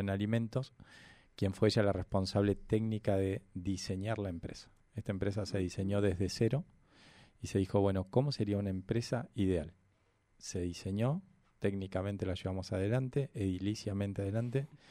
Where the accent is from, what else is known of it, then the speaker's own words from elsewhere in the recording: Neuquén, Argentina; Yo soy nacido y criado acá en Neuquén.